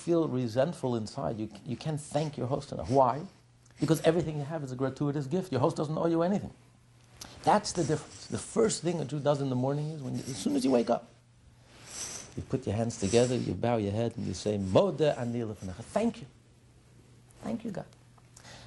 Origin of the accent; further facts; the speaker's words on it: United States; I know we're American